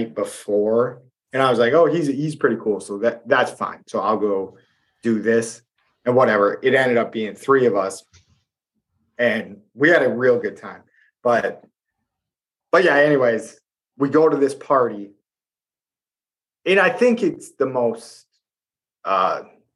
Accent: West Central Wisconsin, United States; where we are in West Central Wisconsin

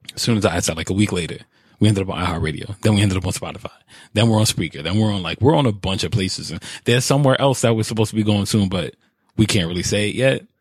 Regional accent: New York, United States; my New York attitude

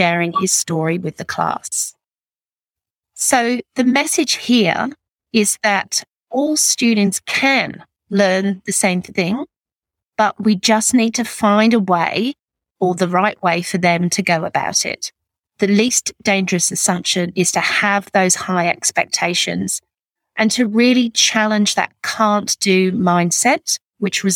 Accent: England, United Kingdom; also born or lived in Northern Beaches, Sydney; now in Sydney, Australia; I'm English

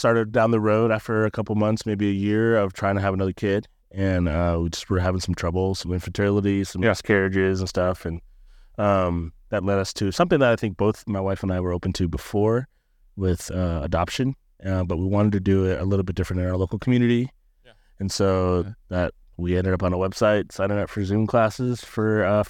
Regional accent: Japan; I am a Navy brat, actually. My dad was in the Navy 24 years. So I grew up in Japan, of all places.

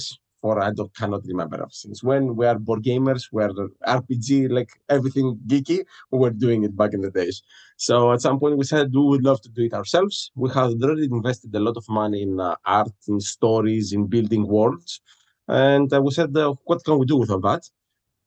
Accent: Greece; moved away as an adult; now in Halifax, Canada; I'm originally from Greece

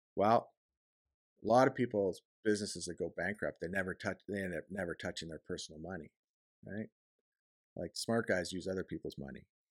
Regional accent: Canada; I'm a Canadian guy

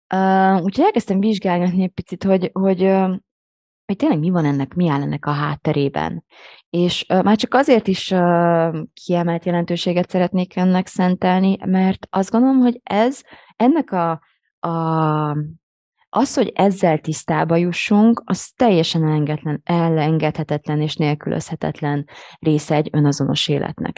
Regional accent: Hungary; akik így magyar identitással élünk

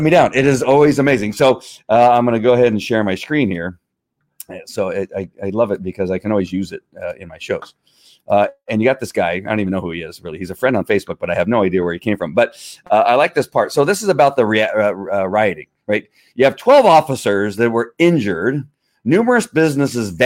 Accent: United States; As an American, as most of us in America

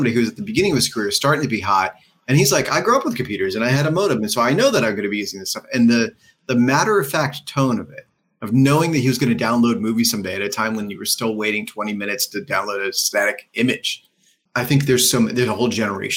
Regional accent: Pennsylvania, United States; we grew up in Pennsylvania

